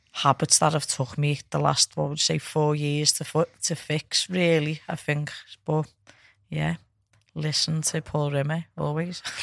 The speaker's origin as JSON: {"language": "English", "region": "England", "country": "United Kingdom", "said": "I'm proud of being from England."}